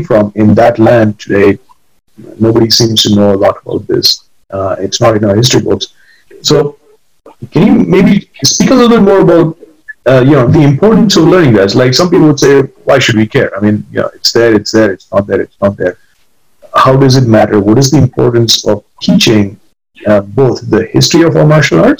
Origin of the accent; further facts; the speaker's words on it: India; moved away; growing up in India and going to school there